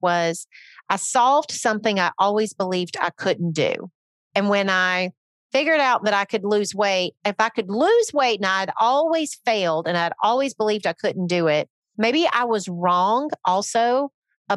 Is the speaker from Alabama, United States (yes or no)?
yes; Northern Alabama, United States; moved away; also born or lived in Nashville; I grew up in Northern Alabama. Then I moved to Nashville